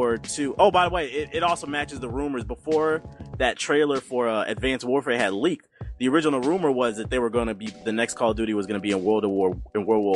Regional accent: United States; I'm American.

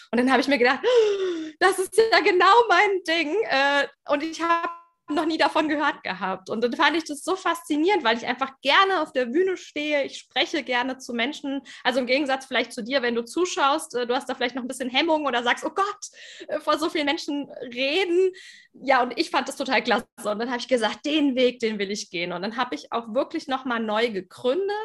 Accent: Germany; also born or lived in Frankfurt am Main; bei mir hört man es auf den ersten Blick vielleicht nicht, aber klar durch die deutsche Sprache. Ich komme aus Deutschland.

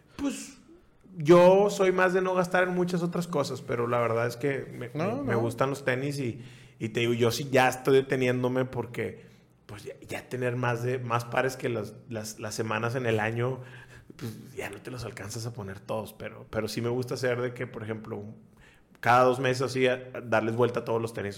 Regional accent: Nuevo Laredo, Tamaulipas, Mexico; Yo soy de Nuevo Laredo

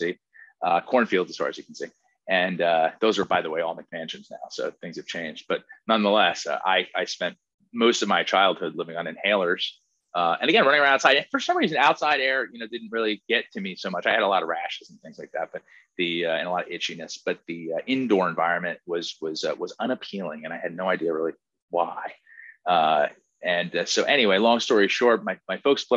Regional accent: Princeton Junction, New Jersey, United States; I grew up in a little town next to Princeton, New Jersey, called Princeton Junction

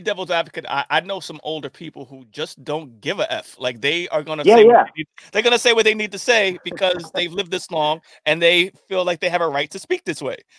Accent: Commack, New York, United States; also born or lived in Queens, New York; I grew up in Long Island at the age of 9. At the age of 9, I moved to Long Island from Queens.

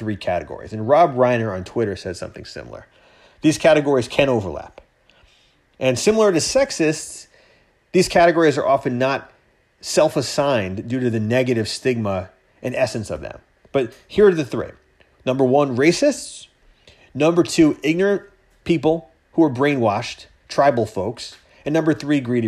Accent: Long Island, New York, United States; now in Westchester, United States; I grew up on Long Island. I lived there for the first, you know, 17, almost 18 years of my life before college

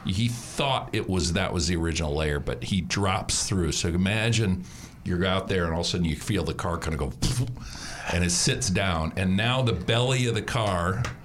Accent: Stearns County, Minnesota, United States; moved away; I grew up about 75 miles from Lake Wobegon, fictitious Lake Wobegon, Stearns County, Minnesota.

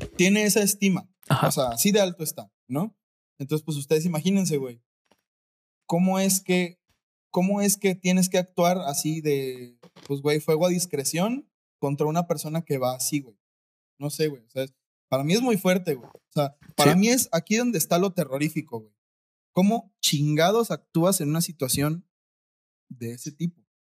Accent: Mexico; yo como mexicano

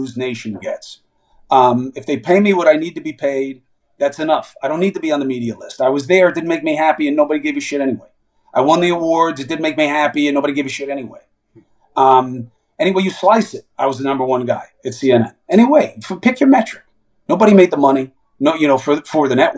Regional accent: New York City, New York, United States; growing up in Queens, most of the guys on my teams, were Black, Latino, Puerto Rican, Korean, Haitian

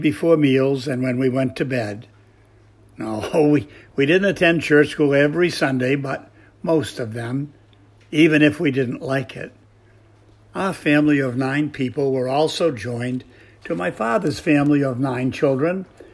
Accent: Melrose, Massachusetts, United States; Growing up on Morgan Street in Melrose, Massachusetts

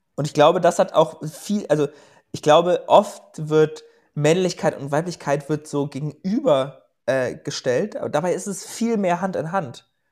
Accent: Germany; moved away as an adult; also born or lived in Portugal; ich komme ja aus Schneeberding, auch so wie

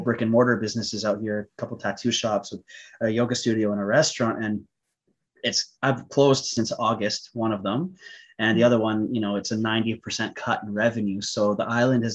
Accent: Vancouver, British Columbia, Canada; moved away as an adult; now in Bali, Indonesia; I'm from Canada. I'm from Vancouver, Canada.

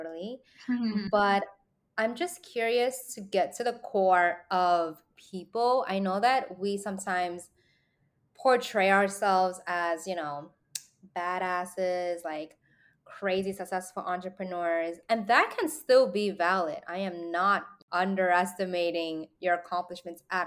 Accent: New York City, New York, United States; being a New Yorker

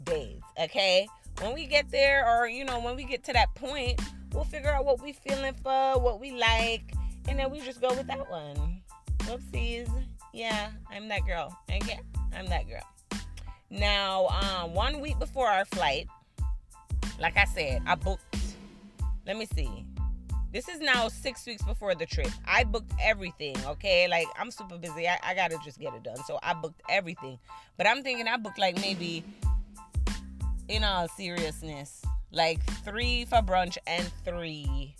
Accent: Miami, Florida, United States; I'm from Miami.

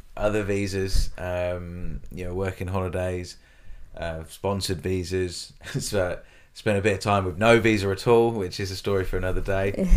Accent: United Kingdom; moved away as an adult; now in Australia; I obviously come from the U K. I came to Australia about eight years ago

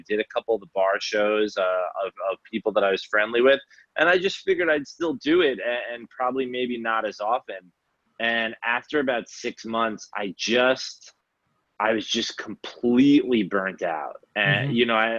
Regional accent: New York, United States; Yeah, it was hard for a multitude of reasons, right. You know, it was like all of the reasons. Right. Yeah, all my friends and family were back in New York.

